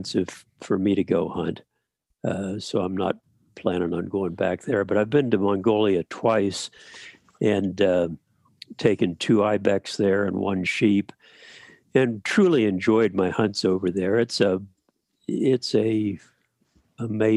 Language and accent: English; north central Pennsylvania, United States; now in Alaska, United States; I grew up in Pennsylvania, north central Pennsylvania, hunting white-tailed deer.